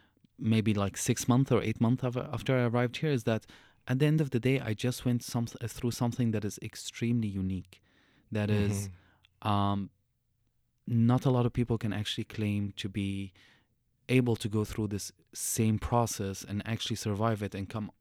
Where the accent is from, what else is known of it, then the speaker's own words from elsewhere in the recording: Syria; moved away; People are always going to be curious about the way I look and who I am and where I came from and the my accent and the mm-hmm. The history of Syria and the history of me as a refugee.